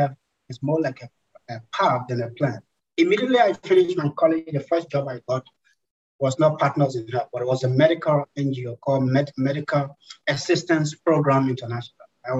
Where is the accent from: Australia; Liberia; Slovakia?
Liberia; I was born here in Liberia.